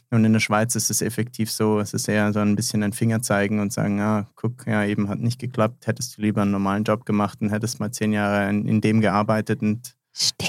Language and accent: German; Germany; now in Switzerland; ich bin ja eigentlich gebürtiger Deutscher